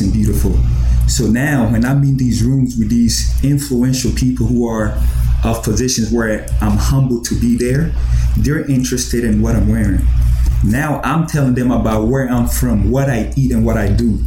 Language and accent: English; Columbus, Ohio, United States; born or raised there; also born or lived in Ghana